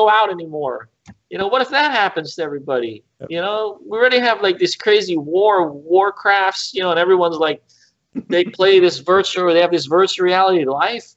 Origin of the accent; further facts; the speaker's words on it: New York City, New York, United States; I grew up like in New York City